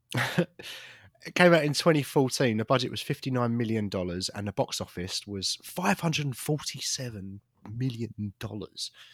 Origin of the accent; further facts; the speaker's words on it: United Kingdom; I'm British.